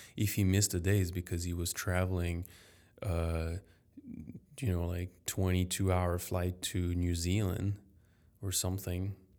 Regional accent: Paris, Île-de-France, France; first language French; English is a second language; I was very lucky to be born in a healthy, wealthy family in Paris.

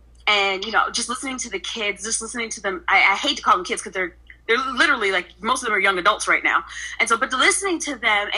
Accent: Philadelphia, Pennsylvania, United States; And growing up in Philadelphia, especially in the communities in which I grew up, I completely related to Alex, to Bria.

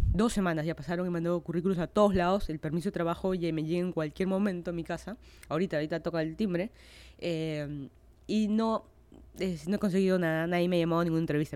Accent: Lima, Peru; moved away as an adult; now in Miami, United States; yo soy de Lima, Perú. Hace más de un año me mudé a Miami, Florida para hacer mi maestría en FIU.

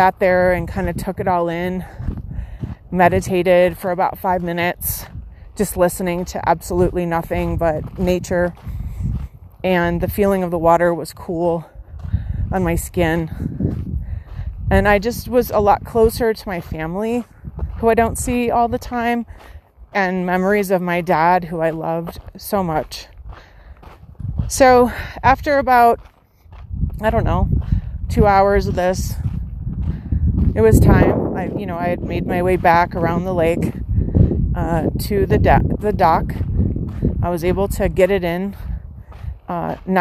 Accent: Midwest, United States; Growing up in the Midwest

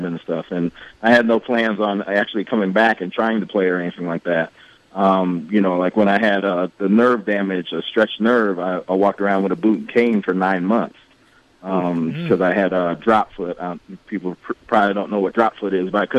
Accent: Bettendorf, Iowa, United States; I'm from City of Champions, Bettendorf.

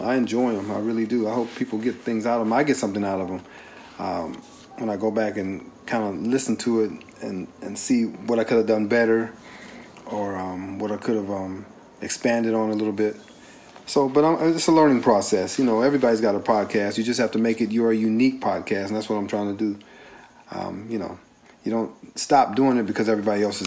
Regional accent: Carson, California, United States; We grew up together in Carson

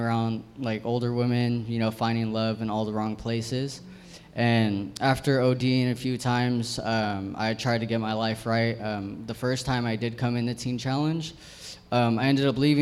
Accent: San Jose, California, United States; I'm from San Jose

